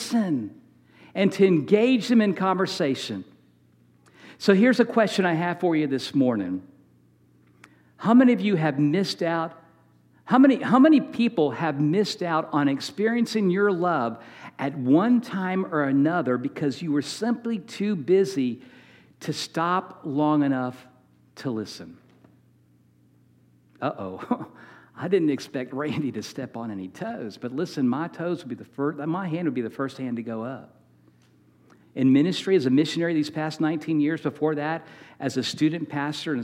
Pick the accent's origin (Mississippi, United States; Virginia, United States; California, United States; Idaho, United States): Virginia, United States; Manassas; We grew up in Manassas, Virginia